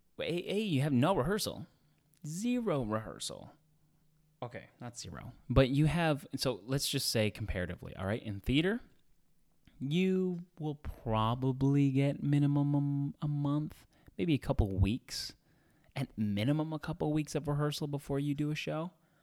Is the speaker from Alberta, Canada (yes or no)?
yes; Edmonton, Alberta, Canada; now in Los Angeles, United States; I came from Edmonton, Alberta in Canada, and I moved to Los Angeles, United States.